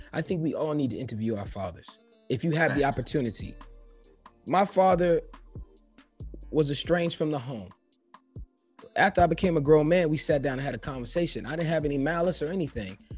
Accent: New York City, New York, United States; Me growing up in New York City, being in the Bronx

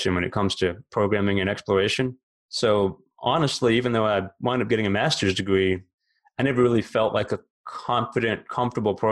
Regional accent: Alabama, United States; moved away as an adult; also born or lived in Memphis, Tennessee; now in Florida, United States; I grew up in the South, born in Alabama, lived there about 25 years, another 15 in Memphis, Tennessee, and now here in Florida

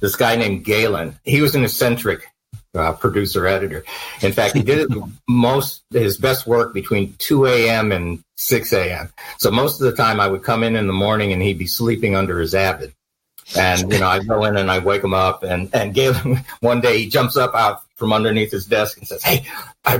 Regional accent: California, United States; moved away as an adult; also born or lived in New York / New Jersey; I'm from California

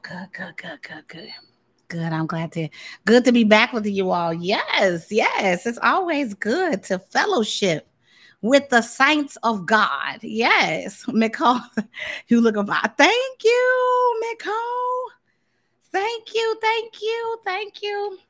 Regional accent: Tampa, Florida, United States; also born or lived in Kansas City, Missouri; now in Dallas, United States; I spent a, a good portion of my life growing up in Florida.

